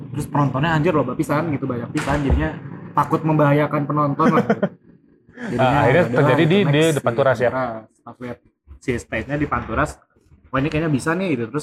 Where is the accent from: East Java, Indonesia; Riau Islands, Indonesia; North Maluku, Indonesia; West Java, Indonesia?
West Java, Indonesia; kayak ya kita dari Sunda gitu